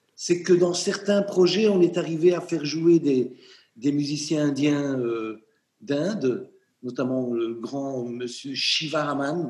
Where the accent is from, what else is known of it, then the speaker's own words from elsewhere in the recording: Charleroi, Wallonia, Belgium; Charleroi, ma ville natale